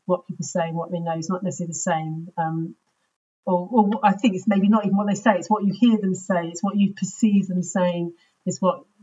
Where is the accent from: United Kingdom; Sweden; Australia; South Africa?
United Kingdom; London; I was from London, but actually was in Hall in UCL